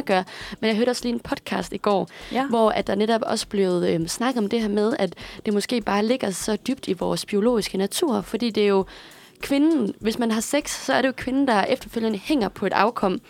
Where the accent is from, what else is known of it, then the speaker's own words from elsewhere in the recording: Aarhus, Central Denmark Region, Denmark; hjemme i Aarhus, hvor jeg kommer fra